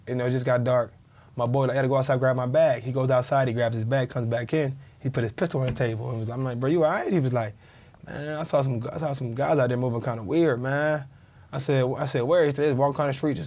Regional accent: Fayetteville, North Carolina, United States; I'm from Fayetteville, North Carolina, man. Fayetteville, Rayford, you know, from that area

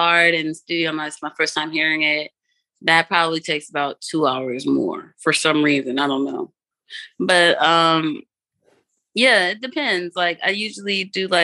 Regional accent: Georgetown, Demerara-Mahaica, Guyana; I'm from Georgetown. I have to put my people on

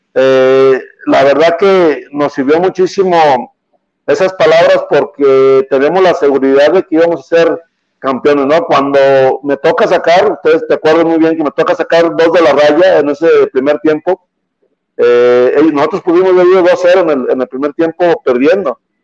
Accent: Guadalajara, Jalisco, Mexico; yo soy del barrio de Talpita, todo mi barrio estaba ahí en una, en una esquina con toda mi familia

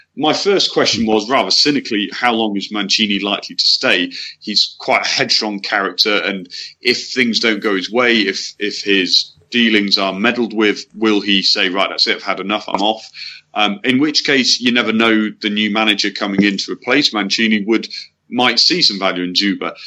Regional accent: England, United Kingdom; as an Englishman

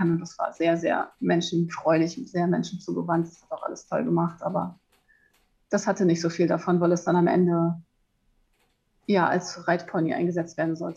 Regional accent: Hamburg, Germany; Und ich bin in Hamburg aufgewachsen am Stadtrand

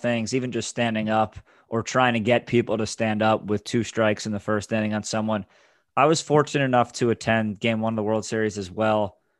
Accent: Westport, Connecticut, United States; Got it. I'm originally from Westport, Connecticut.

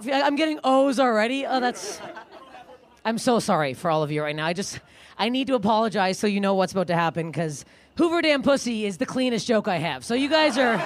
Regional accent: Canada; moved away; I'm Canadian

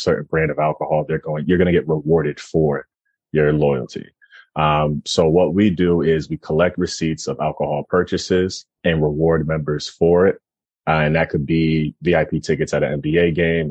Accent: Jamaica; also born or lived in Philadelphia; I'm Jamaican

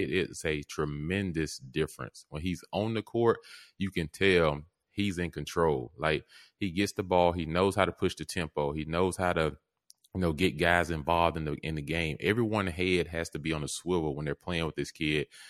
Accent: Mississippi, United States; I grew up in Mississippi

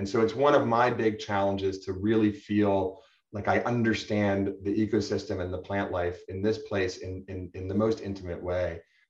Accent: Northeast, United States; now in San Diego, United States; I'd never lived on the West Coast. I grew up in the Northeast and, you know, I really know the plants very, very well and much of the East Coast

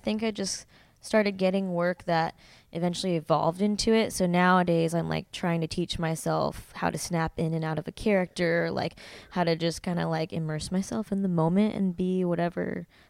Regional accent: Arizona, United States; moved away as an adult; also born or lived in Tempe, Arizona; now in Long Beach, United States; Well, I was born and raised in Arizona. I just moved to Long Beach less than a month ago

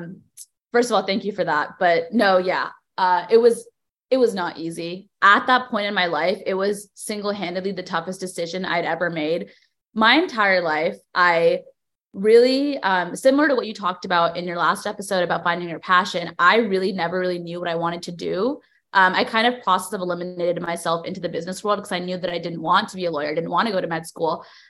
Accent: Cupertino, California, United States; moved away as an adult; now in New York City, United States; I was born and raised in the Bay Area, specifically Cupertino

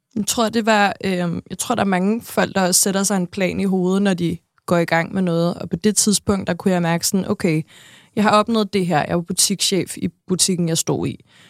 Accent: Næstved, Zealand, Denmark; jeg er født og vokset i Næstved

